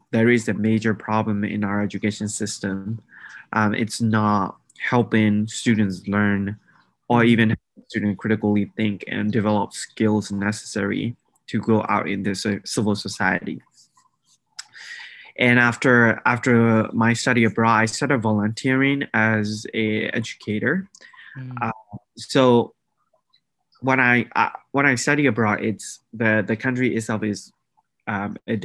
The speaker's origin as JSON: {"language": "English", "country": "Myanmar", "tie": "born or raised there", "moved": "yes", "lives_now": "Oklahoma, United States", "said": "I am from Myanmar. I'm an international student at the University of Central Oklahoma"}